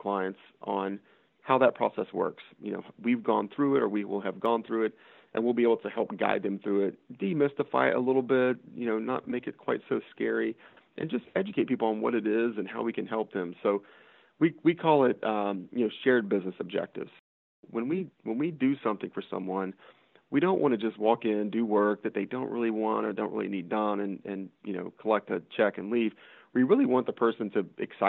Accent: Texas, United States; also born or lived in Washington, D.C.; now in Morgantown, United States; I'm from Texas. I grew up in a town of 200 people

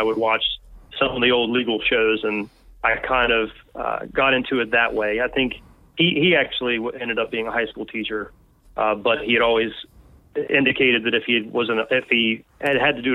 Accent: West Virginia, United States; also born or lived in Dayton, Ohio; I'm from West Virginia and my wife is from Fairmont

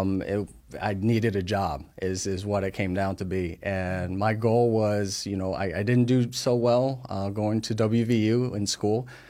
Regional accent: New Jersey, United States; moved away as an adult; also born or lived in Taiwan; now in West Virginia, United States; we grew up in North Jersey

